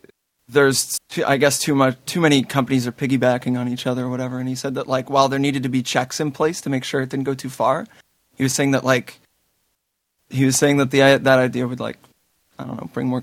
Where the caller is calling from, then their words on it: Toronto, Ontario, Canada; I'm calling from Toronto, Canada.